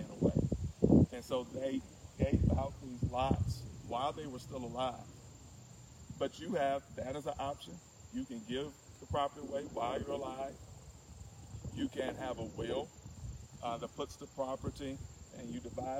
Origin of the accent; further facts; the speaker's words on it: Martinsville, Virginia, United States; now in Richmond, United States; I'm actually coming to you live from my hometown of Martinsville, Virginia